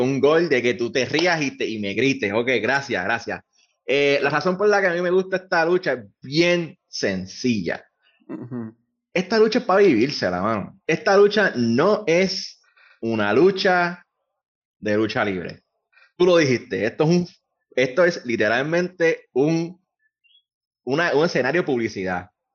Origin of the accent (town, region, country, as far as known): Puerto Rico